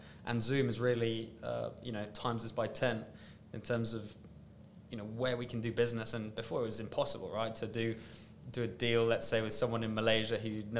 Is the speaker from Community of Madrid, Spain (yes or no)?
yes; Madrid, Community of Madrid, Spain; also born or lived in London / France; now in Dubai, United Arab Emirates; But no, I'm from Spain. I sound English. I'm half English. Dad's English. Mom's Spanish. They met in Germany. I was born in London. Grew up in Madrid.